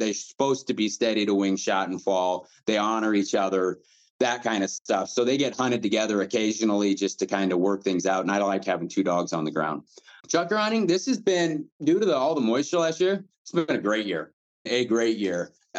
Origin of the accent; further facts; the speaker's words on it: Midwest, United States; And I'm, like I said, this is probably just me because I'm from the Midwest.